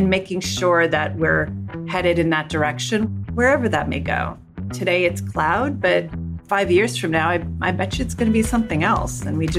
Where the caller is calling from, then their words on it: Manhattan, New York, United States; I'm joining you from Lower Manhattan, right across from Statue of Liberty in the World Financial Center.